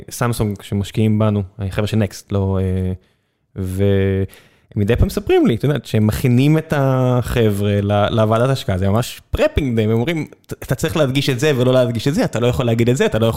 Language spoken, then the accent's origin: Hebrew; southern Israel, Israel; כדרומי, אה, ליבי איתם